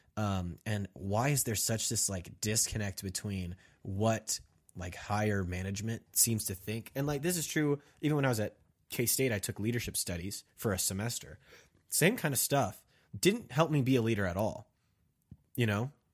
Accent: Kansas, United States; I'm from Kansas

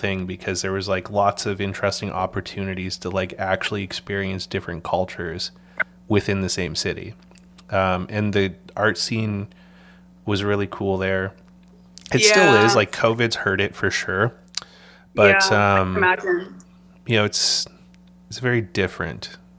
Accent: British Columbia, Canada; also born or lived in Alberta; But I've always been a West Coast boy. Like, I was born in Alberta and I grew up in British Columbia

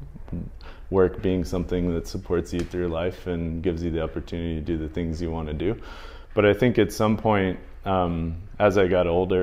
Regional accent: Northwest Indiana, United States; moved away; I grew up in the Midwest. I grew up in Indiana, Northwest Indiana

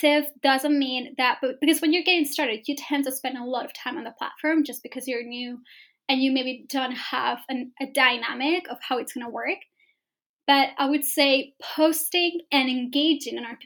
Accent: Spain; moved away as an adult; now in London, United Kingdom; moved to London, because I'm from Spain, right? So I moved to London to start my business

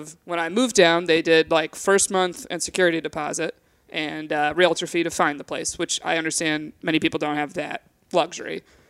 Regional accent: Binghamton, New York, United States; moved away as an adult; now in New York City, United States; I grew up upstate New York, Binghamton.

